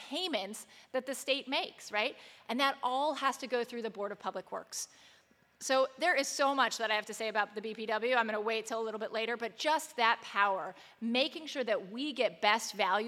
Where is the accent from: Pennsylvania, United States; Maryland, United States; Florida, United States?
Maryland, United States; Montgomery County; now in Baltimore, United States; I was raised in Montgomery County.